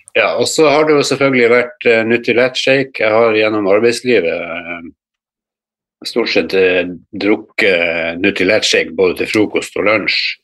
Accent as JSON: {"language": "Norwegian", "town": "Harstad", "region": "Troms", "country": "Norway", "tie": "born or raised there", "also_born_or_lived": "Godøynes, Bodø", "moved": "as an adult", "lives_now": "Bodø, Norway", "said": "Jeg er opprinnelig harstadværing. Jeg flytta hit til, til Bodø"}